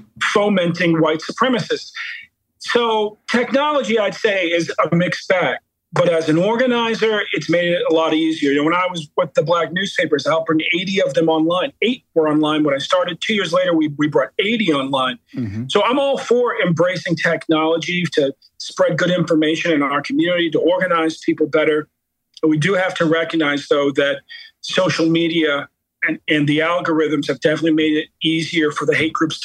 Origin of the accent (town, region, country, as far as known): Baltimore, Maryland, United States